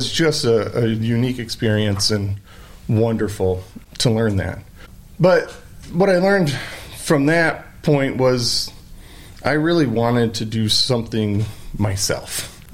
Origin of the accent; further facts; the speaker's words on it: Bellevue, Michigan, United States; now in Ada, United States; born and raised in Michigan, you know, grew up in a small, sleepy Michigan town in Bellevue, where my dad was the pharmacist there in Bellevue